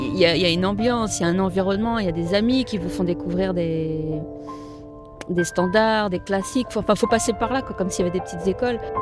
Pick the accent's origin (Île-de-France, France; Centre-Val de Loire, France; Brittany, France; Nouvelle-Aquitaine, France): Brittany, France; Rennes; moved away; je venais de Rennes